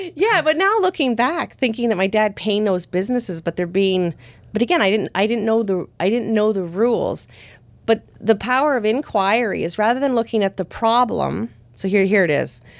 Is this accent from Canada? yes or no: yes; Thunder Bay, Ontario, Canada; moved away; I went to school in my hometown. So that was in, that's in Thunder Bay on Lake Superior